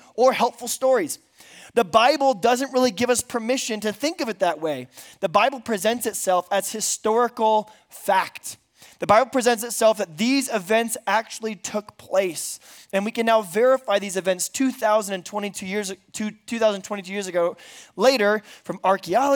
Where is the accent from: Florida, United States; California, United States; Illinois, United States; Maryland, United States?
California, United States; Bakersfield; now in San Diego, United States; I am from San Diego, California. I grew up in Bakersfield, California.